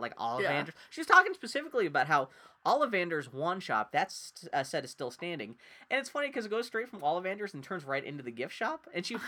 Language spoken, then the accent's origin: English; El Paso, Texas, United States; now in Portland, United States; when I was growing up in El Paso, Texas